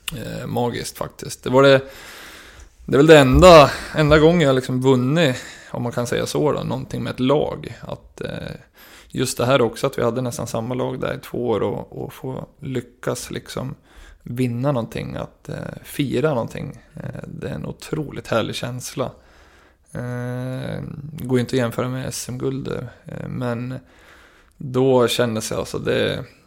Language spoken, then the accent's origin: Swedish; Gävle, Gävleborg County, Sweden; jag var kapten för Brynäs IF, lag i mitt hjärta, i min hemstad